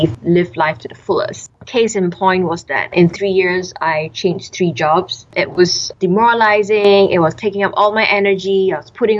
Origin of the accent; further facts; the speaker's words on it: Singapore; also born or lived in Melbourne, Australia; I grew up in Singapore all my life, went to local schools